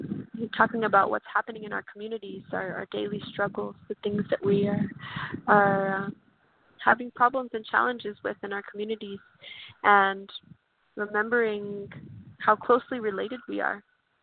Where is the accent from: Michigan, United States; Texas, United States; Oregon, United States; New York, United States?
Texas, United States; San Antonio; I'm Kickapoo and Carrizo Come Crudo from Texas, and I'm born and raised in San Antonio